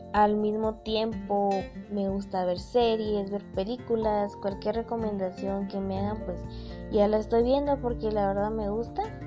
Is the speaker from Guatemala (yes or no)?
yes; Guatemala; Como guatemaltecos que somos